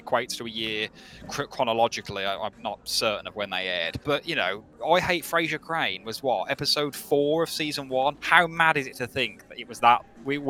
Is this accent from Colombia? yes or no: no; Birmingham, West Midlands, United Kingdom; accent: Brummie; I love having a Brummie accent